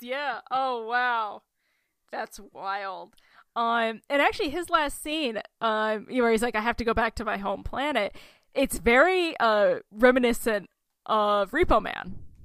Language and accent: English; Oklahoma, United States; moved away; my home state, Oklahoma.